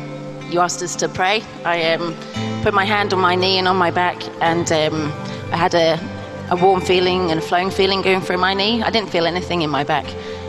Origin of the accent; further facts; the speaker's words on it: St Ives, East of England, United Kingdom; St. Ives, Cambridgeshire.